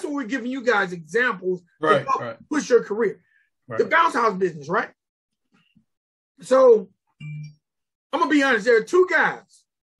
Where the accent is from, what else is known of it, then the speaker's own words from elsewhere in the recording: Griffin, Georgia, United States; in my hometown, in Griffin, Georgia